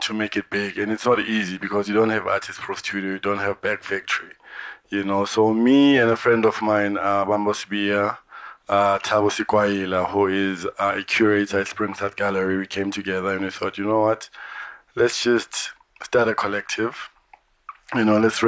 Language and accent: English; East Rand, Gauteng, South Africa; I come from Watema in the East Rand